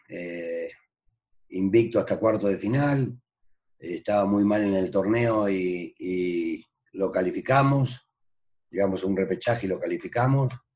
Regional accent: Argentina; moved away as an adult; now in Mexico; ya no soy argentino, soy mexicano, porque llevo 40 años en, este país

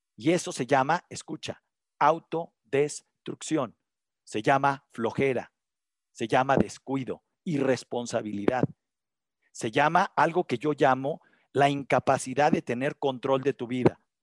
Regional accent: Mexico; aquí en México

